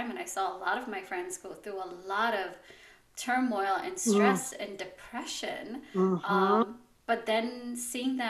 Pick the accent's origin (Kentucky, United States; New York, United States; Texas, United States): New York, United States; New York City; I grew up in the Bronx.